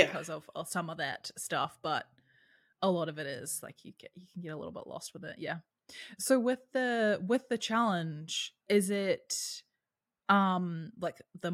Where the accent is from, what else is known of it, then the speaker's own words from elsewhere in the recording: New Zealand; I'm from New Zealand